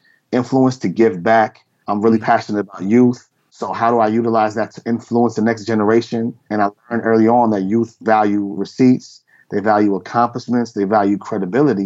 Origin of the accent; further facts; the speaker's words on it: New Rochelle, New York, United States; moved away as an adult; also born or lived in Bronx, New York; now in Connecticut, United States; I was born in the Bronx, but moved to New Rochelle just for a better environment, change of environment. As a young child